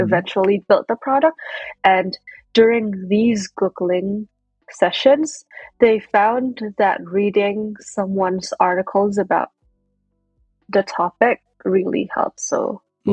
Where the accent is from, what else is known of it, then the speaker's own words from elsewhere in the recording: Indonesia; moved away as an adult; now in United States; I was born and raised in Indonesia